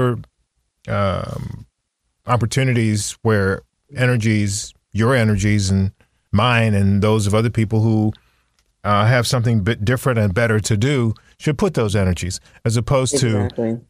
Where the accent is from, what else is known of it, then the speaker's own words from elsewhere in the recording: Virginia, United States; There were the Nottoway, the Monacan, Accomack, Maharon, Nansemond, Mattaponi, Chickahominy, and many other tribes that were native to where I grew up